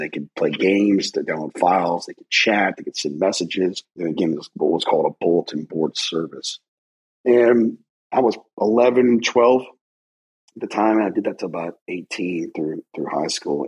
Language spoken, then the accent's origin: English; United States; I'm an American